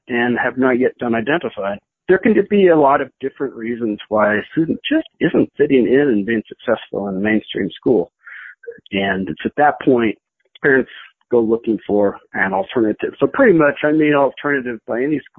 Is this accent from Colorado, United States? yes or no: yes; Boulder, Colorado, United States; I grew up in the Boulder area